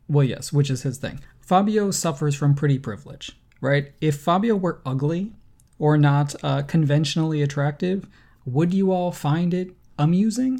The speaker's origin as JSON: {"language": "English", "country": "United States", "said": "as an American"}